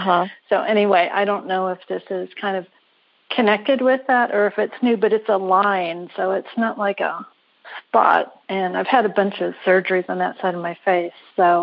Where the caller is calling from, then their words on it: Carlsbad, California, United States; I'm calling from Carlsbad, California.